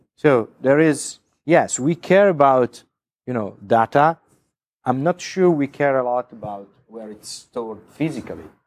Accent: Italy; I come from Italy

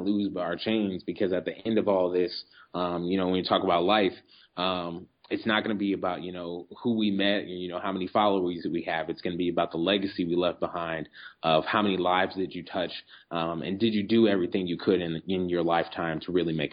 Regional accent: Omaha, Nebraska, United States; I was born in the Midwest, Omaha, Nebraska

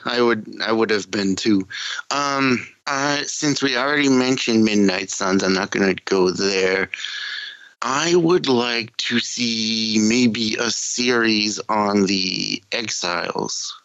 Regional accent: New England, United States; accent: New England; my New England accent

